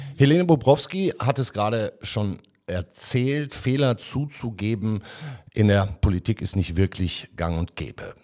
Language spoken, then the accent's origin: German; Duisburg, North Rhine-Westphalia, Germany; in meiner Heimatstadt Duisburg